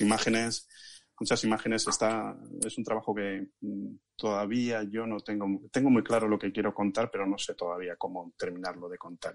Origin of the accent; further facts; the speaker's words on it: Ciudad Rodrigo, Castile and León, Spain; moved away as an adult; also born or lived in Vicálvaro, Madrid; now in Madrid, Spain; la comarca de donde viven mis padres todavía, donde yo me crié hasta los 18 años